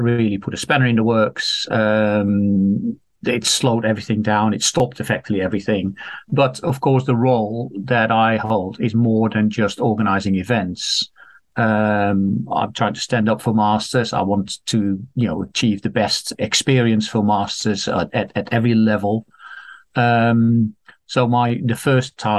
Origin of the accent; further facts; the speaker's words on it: Netherlands; moved away as an adult; I'm Dutch. I grew up in Holland. I was born there, grew up there, lived there for my first 30 years or so